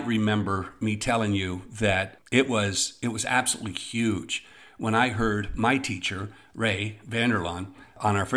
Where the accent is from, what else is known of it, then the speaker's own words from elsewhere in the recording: Eastern Ontario, Canada; when I was growing up in Eastern Ontario